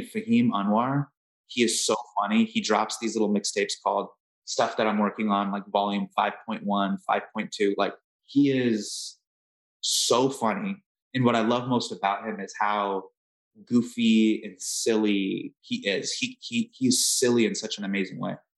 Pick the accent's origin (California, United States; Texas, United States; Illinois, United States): California, United States; Northern; So I grew up in Northern California